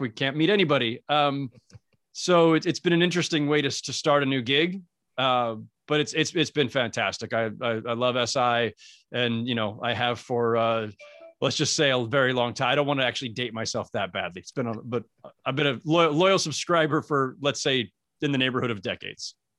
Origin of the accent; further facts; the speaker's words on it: Northern California, United States; moved away as an adult; also born or lived in Los Angeles; I'm from Northern California originally, so I didn't even grow up in a, in a Laker crazed environment.